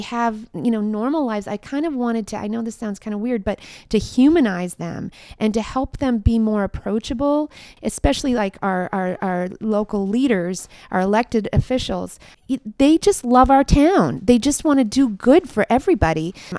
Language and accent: English; Minnesota, United States; my community that I grew up in Minnesota actually is starting it this summer